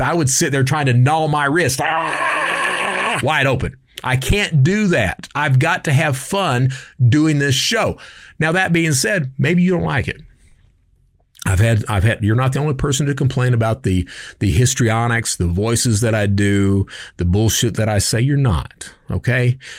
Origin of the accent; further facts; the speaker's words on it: Kentucky, United States; I'm from Kentucky